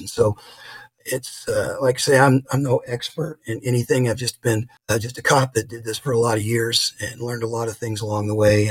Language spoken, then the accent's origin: English; Los Angeles, California, United States; moved away as an adult; now in Boise, United States; I'm originally from Los Angeles